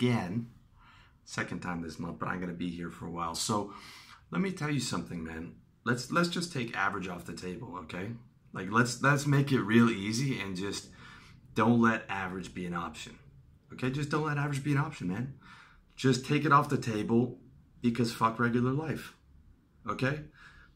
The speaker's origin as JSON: {"language": "English", "country": "Canada", "said": "I'm from Canada"}